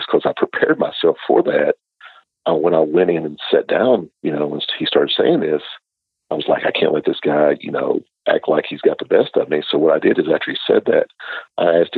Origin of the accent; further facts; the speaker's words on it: Bootheel of Missouri, United States; moved away as an adult; now in Alabama, United States; as a child growing up in the Boot Hill of Missouri